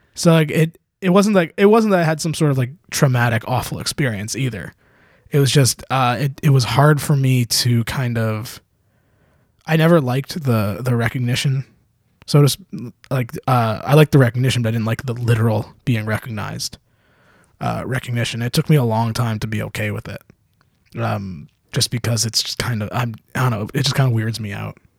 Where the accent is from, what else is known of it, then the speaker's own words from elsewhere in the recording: Canada; I'm Canadian